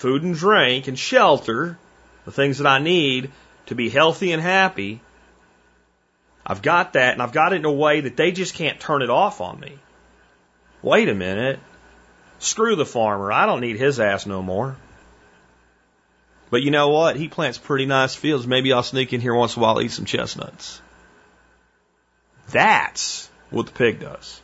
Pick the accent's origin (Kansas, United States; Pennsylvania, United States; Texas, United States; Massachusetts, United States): Pennsylvania, United States; Minersville; where I grew up in Minersville, it's a pretty small little town in Pennsylvania